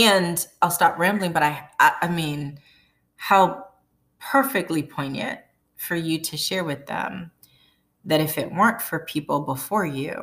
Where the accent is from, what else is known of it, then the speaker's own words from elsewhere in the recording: Boston, Massachusetts, United States; growing up in Boston, went to an after-school program, Lena Park Community Development Center